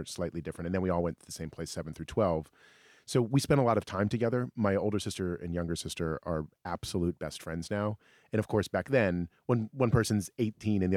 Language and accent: English; Alexandria, Virginia, United States; we grew up in Alexandria, Virginia, suburb of D.C.